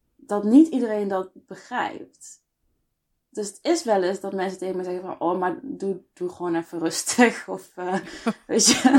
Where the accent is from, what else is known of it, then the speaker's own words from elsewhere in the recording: Best, North Brabant, Netherlands; also born or lived in Eindhoven; ik ben opgegroeid in Nederland. hier geboren in, in Best, woon in Eindhoven nu al een aantal jaar.